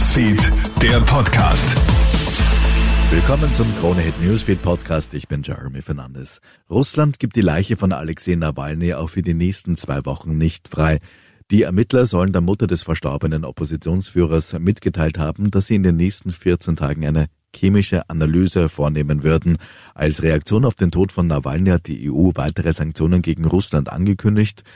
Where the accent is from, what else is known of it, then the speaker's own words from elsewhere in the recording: Austria; bei uns in Österreich